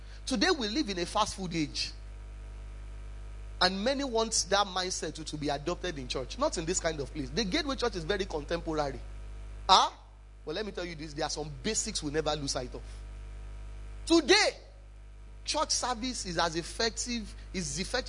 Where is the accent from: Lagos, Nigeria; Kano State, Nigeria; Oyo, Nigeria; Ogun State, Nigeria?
Oyo, Nigeria; Ibadan; I come from Ibadan